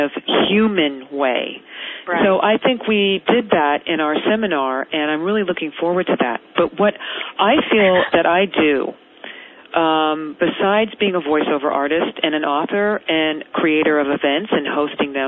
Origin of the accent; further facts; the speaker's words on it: Marin County, suburb of San Francisco, California, United States; I grew up in a suburb of San Francisco called Marin County